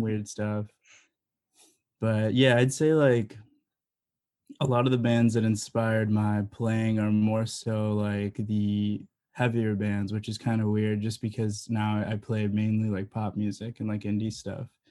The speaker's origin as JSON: {"language": "English", "town": "Elgin", "region": "Illinois", "country": "United States", "said": "I'm from Elgin, so literally down the street from Side Street, um, on the east side over there"}